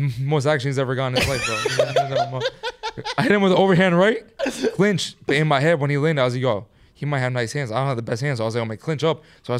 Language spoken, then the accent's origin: English; Manhattan, New York, United States; I mean, we're from New York.